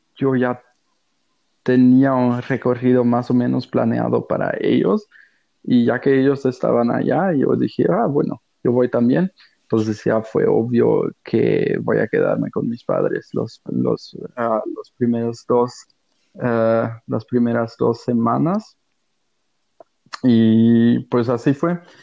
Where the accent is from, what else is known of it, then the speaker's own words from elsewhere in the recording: Germany; Spanish is a second language; also born or lived in Mexico / Australia / Portugal (ancestry); aquí en Alemania, bueno, soy alemán